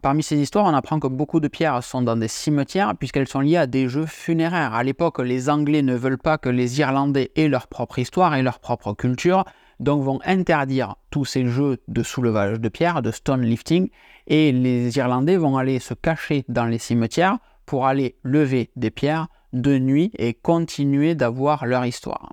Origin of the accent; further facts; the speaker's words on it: Tarbes, Occitania, France; je suis natif de Tarbes, au pied des Pyrénées, mais côté français de la frontière